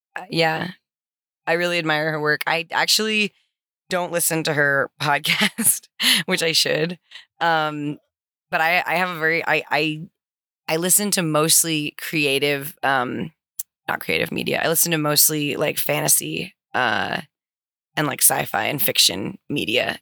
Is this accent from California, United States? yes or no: yes; Santa Cruz, California, United States; I am originally from Santa Cruz, California